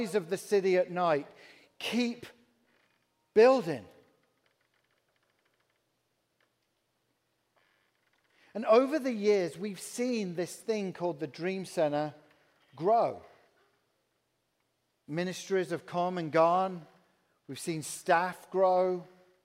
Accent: England, United Kingdom; accent: English; moved away as an adult; now in Peoria, United States; I'm from England.

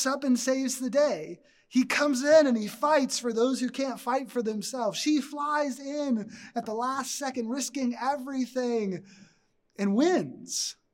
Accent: Texas, United States; moved away; I grew up in Texas

